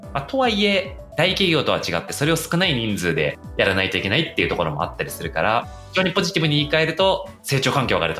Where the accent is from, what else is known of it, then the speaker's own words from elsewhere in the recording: Kyoto, Japan; 京都出身だからね